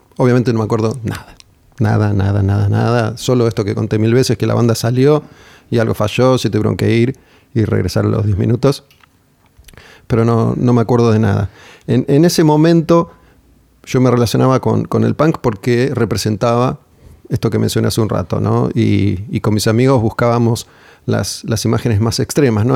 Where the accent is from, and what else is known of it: Argentina